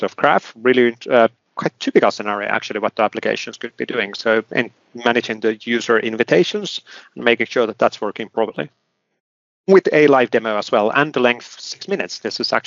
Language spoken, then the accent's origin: English; Finland; I come from Finland